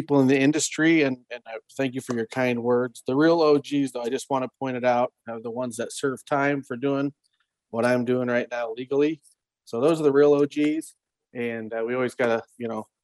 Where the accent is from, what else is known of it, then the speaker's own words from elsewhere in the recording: Iowa, United States; at a young age in Iowa, I grew up in Iowa